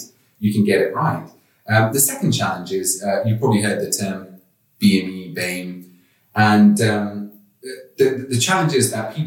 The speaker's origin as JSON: {"language": "English", "country": "Kenya", "also_born_or_lived": "London", "moved": "yes", "lives_now": "outside London, United Kingdom", "said": "I'm actually from Kenya, East Africa. And live outside of London now"}